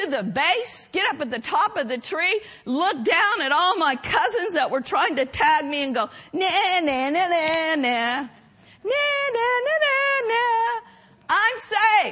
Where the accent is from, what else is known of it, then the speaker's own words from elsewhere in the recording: Oklahoma, United States; growing up in Oklahoma